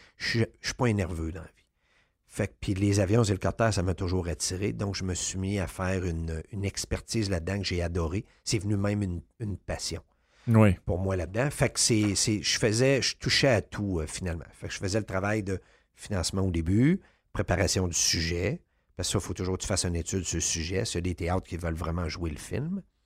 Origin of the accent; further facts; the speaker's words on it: Quebec City, Quebec, Canada; j'étais de Québec